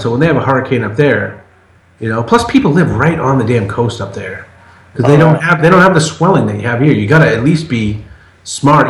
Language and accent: English; Massachusetts, United States; moved away; also born or lived in Portland, Maine; I'm from Massachusetts, and I lived for ten years 100 miles north up by Portland, Maine